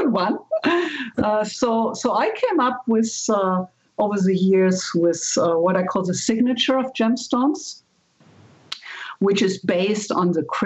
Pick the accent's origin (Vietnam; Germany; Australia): Germany; moved away as an adult; now in United States; I'm originally from Germany. And when I came to the States